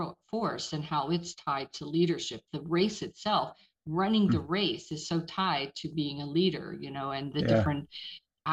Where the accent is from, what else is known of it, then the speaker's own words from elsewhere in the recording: Pittsburgh, Pennsylvania, United States; now in Georgia, United States; I'm originally from Pittsburgh